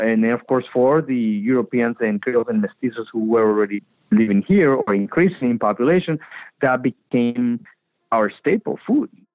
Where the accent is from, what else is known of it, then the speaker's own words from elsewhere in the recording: Magdalena de Kino, Sonora, Mexico; I grew up in Magdalena, Sonora, harvesting and playing in the actual colonial orchards of Magdalena, Sonora